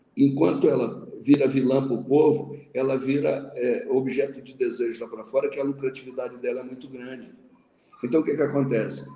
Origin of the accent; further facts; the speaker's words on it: Manhumirim, Minas Gerais, Brazil; Quando eu era menino pequeno lá em Mamirim